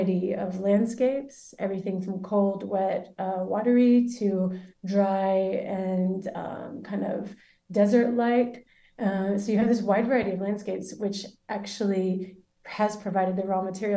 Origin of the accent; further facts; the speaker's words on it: Birmingham, Alabama, United States; moved away as an adult; also born or lived in Louisiana; now in San Sebastián, Spain; moved back to Birmingham, which is where I'm from